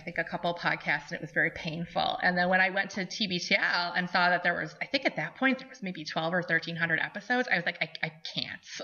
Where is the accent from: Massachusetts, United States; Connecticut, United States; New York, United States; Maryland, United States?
New York, United States; Brant; I grew up in Brant, New York, with about 20 miles south of Buffalo